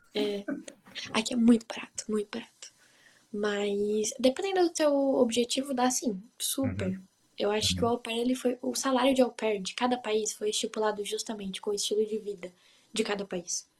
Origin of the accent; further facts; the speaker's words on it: Brazil; now in Hanover, Germany; eu sou brasileira